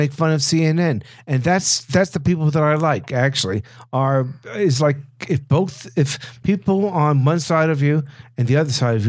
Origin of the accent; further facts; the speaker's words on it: New York, United States; I'm a New Yorker. Always born that way.